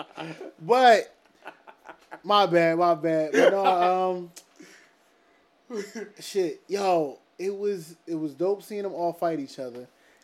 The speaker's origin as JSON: {"language": "English", "town": "Philadelphia", "region": "Pennsylvania", "country": "United States", "said": "we're from Philly. We're not from London."}